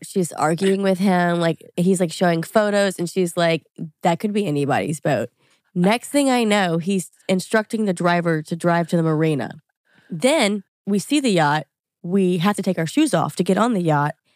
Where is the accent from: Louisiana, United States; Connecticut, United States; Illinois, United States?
Louisiana, United States; moved away as an adult; also born or lived in New York; I grew up in Louisiana, went to L S U